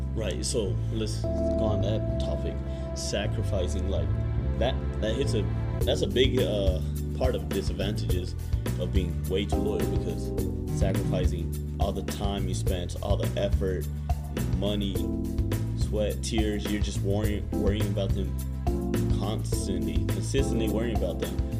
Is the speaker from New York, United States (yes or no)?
no; Phoenix, Arizona, United States; moved away as an adult; now in Lindsborg, United States; Growing up in Phoenix, Arizona, it, it was a big town